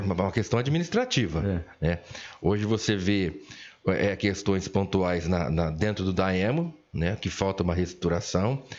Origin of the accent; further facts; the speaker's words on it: Olímpia, São Paulo, Brazil; nasci em Olímpia em 1970